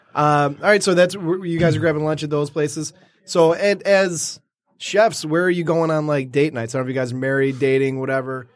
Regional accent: Detroit, Michigan, United States; I grew up right in downtown Detroit

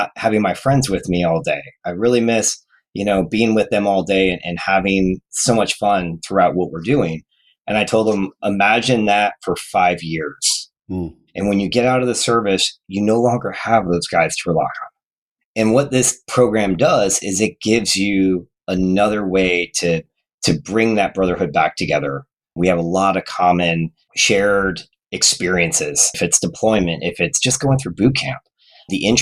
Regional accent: Phoenix, Arizona, United States; also born or lived in Detroit, Michigan; now in Kansas City, United States; I grew up in Phoenix area

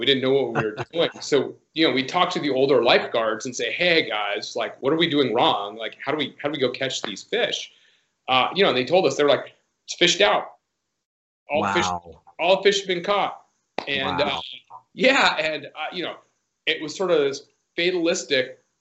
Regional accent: Laguna Beach, California, United States; I grew up on the coast in Southern California and Laguna Beach

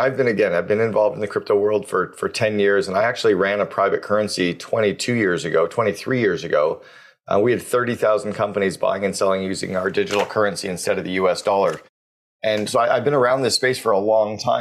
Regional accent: Canada; as a Canadian

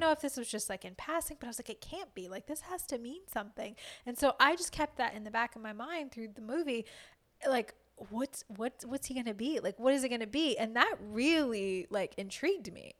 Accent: Louisiana, United States; I'm from Louisiana

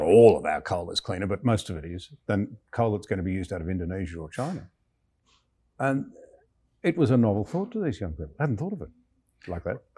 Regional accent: Australia; I'm a young Australian fresh out of school

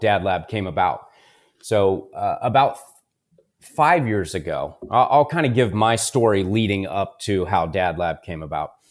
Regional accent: Columbus, Ohio, United States; I was born and raised here in Columbus, Ohio

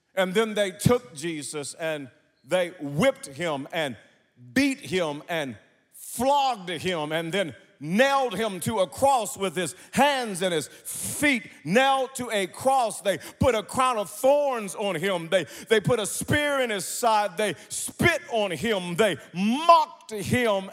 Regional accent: Wewoka, Oklahoma, United States; I grew up in Wewoka, Oklahoma

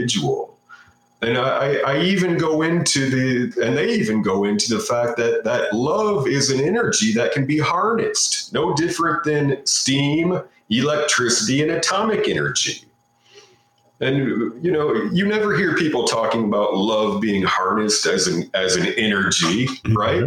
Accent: United States; I'm an American

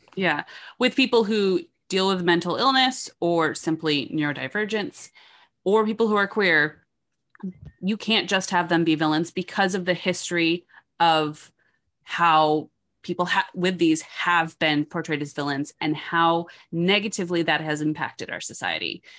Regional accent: New York, United States; I was raised in New York.

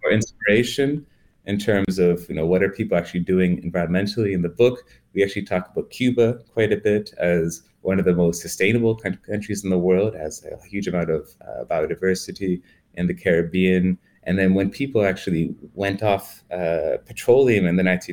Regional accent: Canada; I'm Canadian

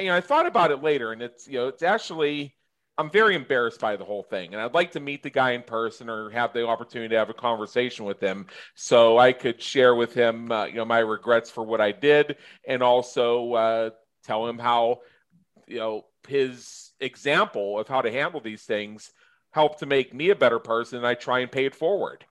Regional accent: United States; I'm American. I'm in the United States of America.

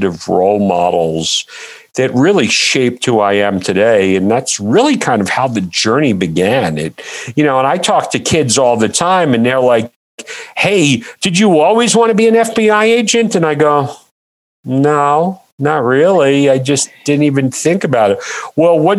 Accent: New York City, New York, United States; I am originally from Brooklyn, New York. I grew up in the 80s

